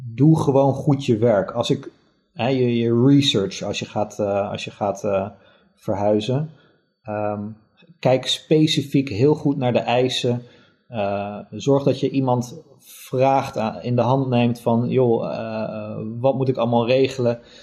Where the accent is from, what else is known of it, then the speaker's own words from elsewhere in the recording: Netherlands; moved away as an adult; also born or lived in Germany; als Nederlander